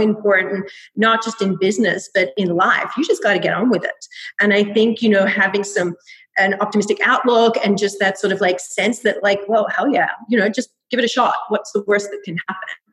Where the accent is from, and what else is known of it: Melbourne, Victoria, Australia; moved away as an adult; now in New York, United States